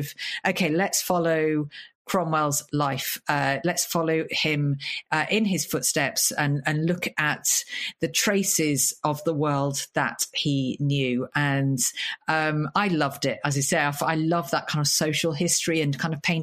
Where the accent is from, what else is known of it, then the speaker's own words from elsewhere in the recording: Lincoln, East Midlands, United Kingdom; Lincoln is my hometown. That's where I was born.